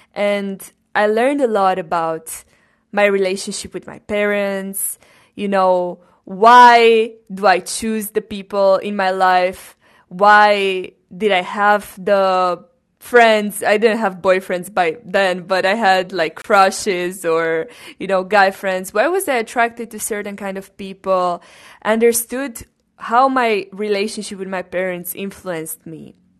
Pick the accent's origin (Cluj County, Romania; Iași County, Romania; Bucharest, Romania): Cluj County, Romania; Cluj-Napoca; I was born in Romania, first of all, in Cluj-Napoca, which is a region in Transylvania